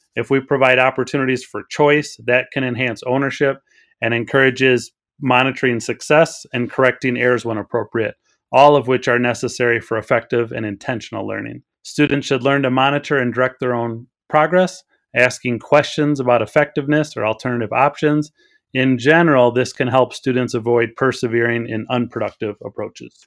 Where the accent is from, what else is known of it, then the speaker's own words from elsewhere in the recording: Wisconsin, United States; now in Illinois, United States; I grew up in Wisconsin but I live in Illinois.